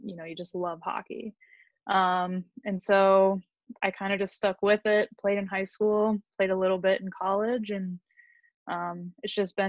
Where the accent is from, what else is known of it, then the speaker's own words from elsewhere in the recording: Colorado, United States; also born or lived in Wisconsin; So I grew up mostly in Colorado and Wisconsin. We moved around a little bit growing up, but primarily those are the two places that I lived.